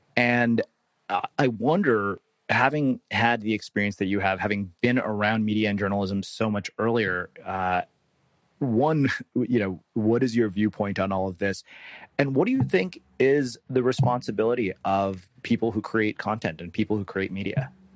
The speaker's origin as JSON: {"language": "English", "region": "Texas", "country": "United States", "tie": "born or raised there", "said": "I grew up in Texas"}